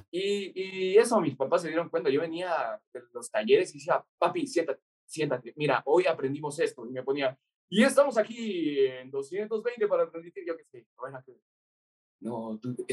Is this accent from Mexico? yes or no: no; Ecuador; moved away as an adult; soy de Ecuador